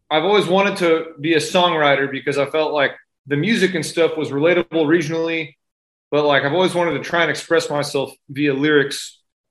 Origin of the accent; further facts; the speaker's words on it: San Antonio, Texas, United States; I'm a suburban guy. I grew up on the north side. I went to Reagan High School